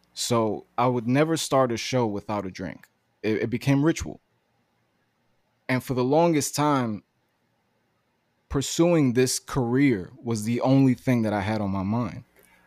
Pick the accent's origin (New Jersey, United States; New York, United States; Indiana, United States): New York, United States; New York City; also born or lived in Greenpoint, Brooklyn; I'm from Bushwick, Brooklyn, born and raised